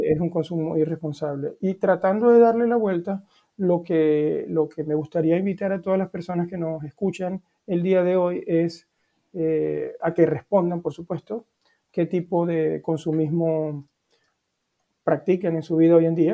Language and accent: Spanish; Venezuela; now in Norway; te puedo hablar como venezolano, que vivo acá en, Noruega